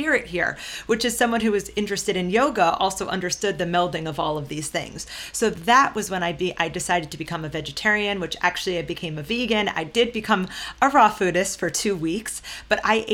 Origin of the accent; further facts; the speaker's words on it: Long Island, New York, United States; moved away as an adult; also born or lived in San Diego / Austin; growing up on Long Island